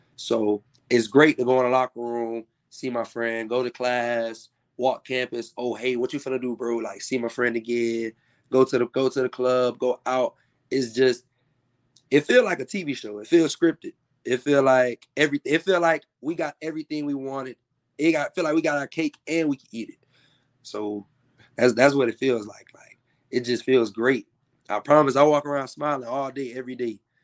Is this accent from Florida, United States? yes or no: yes; Tallahassee, Florida, United States; I'm from Tallahassee.